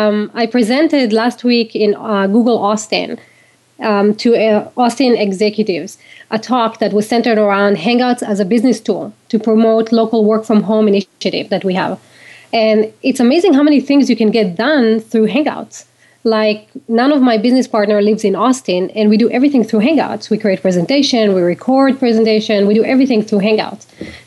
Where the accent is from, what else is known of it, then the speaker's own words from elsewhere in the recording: Israel; now in United States; Well, I grew up in Israel. So in Israel, it's really not easy to start a company, like in the States.